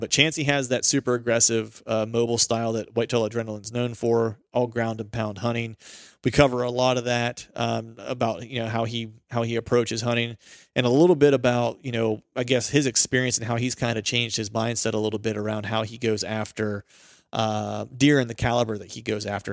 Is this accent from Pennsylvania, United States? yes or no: yes; Pennsylvania, United States; I'm from Pennsylvania